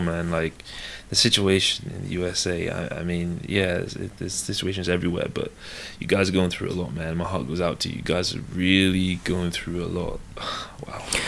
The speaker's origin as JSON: {"language": "English", "area": "Devon", "region": "South West England", "country": "United Kingdom", "tie": "born or raised there", "also_born_or_lived": "London / Nigeria (ancestry)", "said": "I was born in London, and, uh, spent the first ten years of my life there. And then I moved to a rural, uh, place called Devon, a county called Devon. And, uh, the rest of my sort of childhood, uh, secondary school, high school, I, I grew up there."}